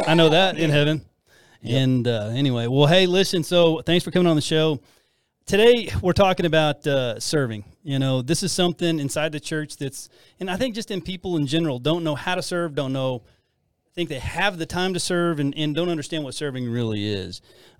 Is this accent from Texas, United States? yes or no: yes; Amarillo, Texas, United States; I grew up, I'm a product of the Panhandle, man. I grew up in Amarillo, Puckett Elementary.